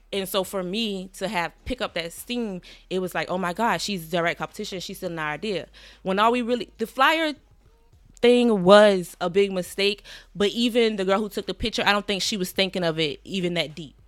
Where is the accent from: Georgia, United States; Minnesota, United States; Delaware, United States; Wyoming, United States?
Georgia, United States; Savannah; moved away as an adult; also born or lived in Atlanta, Georgia; now in New York, United States; I'm from Savannah, Georgia.